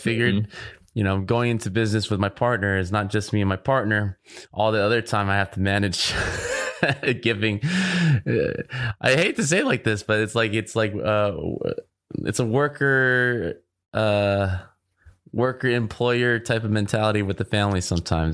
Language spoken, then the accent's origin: English; Orange County, California, United States; I grew up in Orange County as well